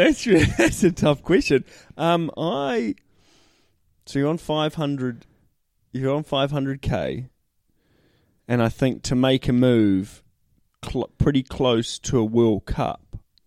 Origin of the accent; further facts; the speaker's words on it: New Zealand; Well, being a Kiwi